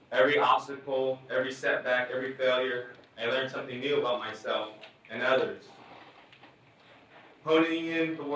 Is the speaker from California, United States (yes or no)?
yes; Hoopa Valley Indian Reservation, Northern California, United States; I was born and raised on Hoopa Valley Indian Reservation in Northern California. My tribes, the Hoopa, Natenakwe, the Yura, Pulikla, and the Kadu Ara are a beautiful people from a beautiful place on this earth.